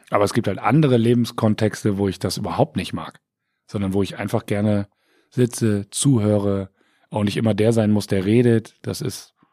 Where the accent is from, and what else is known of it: Bremen, Germany; born or raised there; also born or lived in Siegen / Wiesbaden area